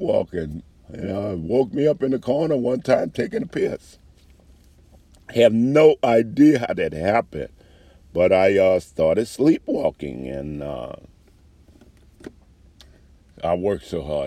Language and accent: English; New Orleans, Louisiana, United States; moved away as an adult; I grew up around the gays in New Orleans